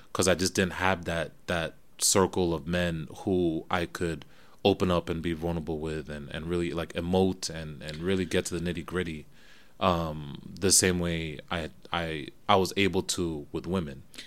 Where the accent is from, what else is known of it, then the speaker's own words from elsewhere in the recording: New Jersey, United States; moved away as an adult; also born or lived in Florida / Kenya (ancestry); now in New York, United States; Grew up in Jersey, went down to college in Florida